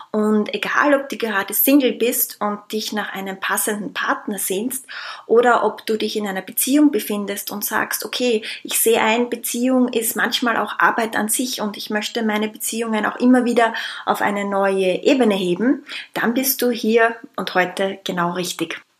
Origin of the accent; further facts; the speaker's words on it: Austria; ich komme aus Österreich, lebe momentan im schönen Wien